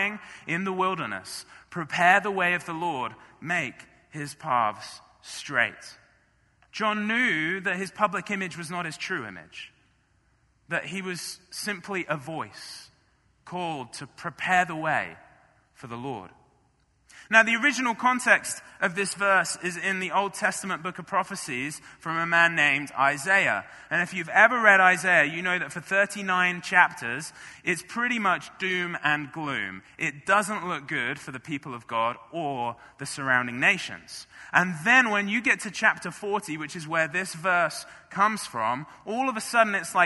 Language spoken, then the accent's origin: English; Marlow, South East England, United Kingdom; moved away as an adult; now in United States; in my home church, in my hometown of Marlow